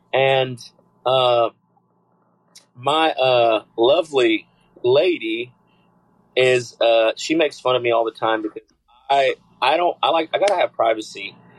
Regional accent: San Angelo, Texas, United States; I'm originally from San Angelo.

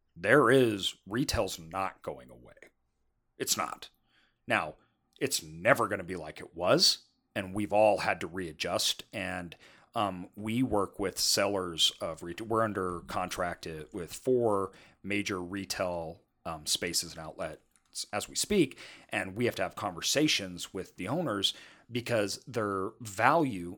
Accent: United States

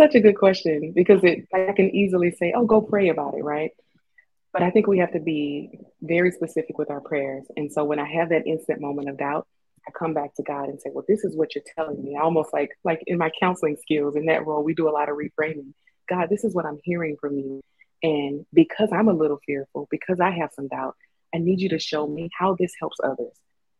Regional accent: Louisiana, United States; now in Colorado, United States; And even when I moved to Colorado from Louisiana, I had homesickness

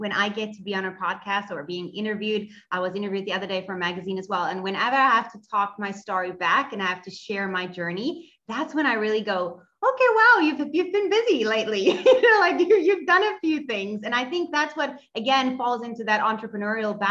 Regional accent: Cape Town, Western Cape, South Africa; I am from Cape Town in South Africa

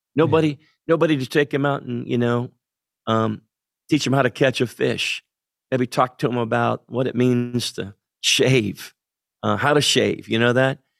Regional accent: central Pennsylvania, United States; moved away as an adult; grew up in central Pennsylvania

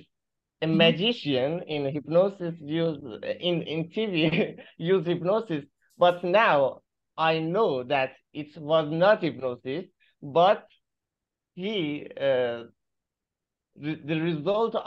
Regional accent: Mazandaran, Iran; I'm from Iran, the north of Iran, Mazandaran, and my university in the Chalus, one of the Mazandaran cities.

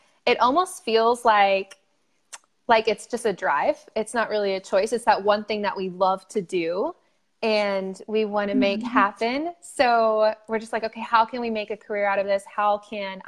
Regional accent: Dallas, Texas, United States; moved away as an adult; also born or lived in Louisiana / North Carolina / Austin, Texas; I grew up in Dallas, Texas

